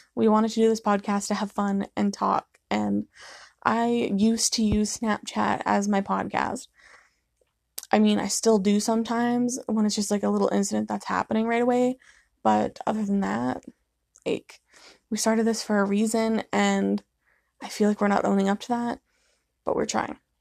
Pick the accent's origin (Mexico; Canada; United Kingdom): Canada; we're from Canada